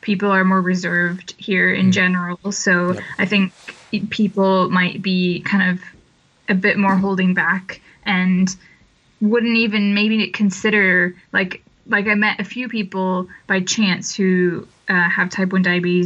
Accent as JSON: {"language": "English", "town": "Monticello", "region": "Illinois", "country": "United States", "tie": "born or raised there", "also_born_or_lived": "London, United Kingdom", "moved": "as an adult", "lives_now": "Cheltenham, United Kingdom", "said": "I was born in Illinois in a small town. I grew up in a small town, about 8,000 people, called Monticello in Illinois"}